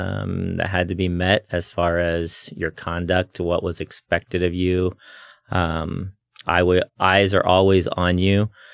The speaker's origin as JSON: {"language": "English", "region": "Indiana", "country": "United States", "tie": "born or raised there", "also_born_or_lived": "Chattanooga, Tennessee / Missouri / Kentucky", "said": "I was born in Chattanooga, Tennessee. My dad was going to Tennessee Temple. And shortly after I was born, he finished his degree and became a pastor shortly after, moved to Indiana. So mostly I grew up there in the Midwest areas, Tennessee, Chattanooga, Missouri, Kentucky."}